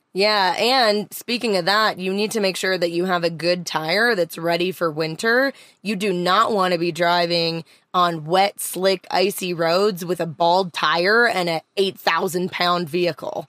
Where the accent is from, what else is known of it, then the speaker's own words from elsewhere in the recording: Canada; Growing up in Canada, you always had a winter readiness kit inside of your van or car